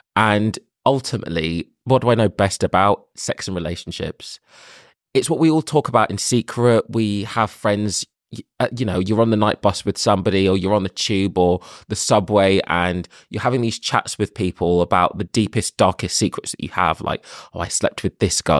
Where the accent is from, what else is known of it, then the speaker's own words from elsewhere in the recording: London, United Kingdom; I am from London. I've lived here for twenty-eight years